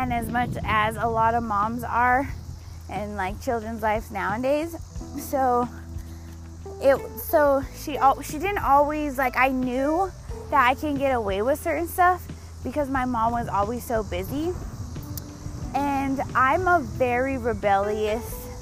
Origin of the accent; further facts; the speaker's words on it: Denver, Colorado, United States; I was born and raised in Denver, Colorado.